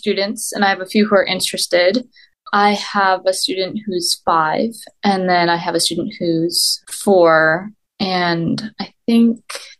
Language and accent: English; Syracuse, New York, United States; now in Philadelphia, United States; Central New York, suburbs of Syracuse.